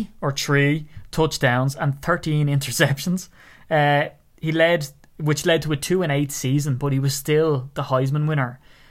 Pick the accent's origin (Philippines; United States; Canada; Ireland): Ireland; accent: Irish; it's just my Irish accent.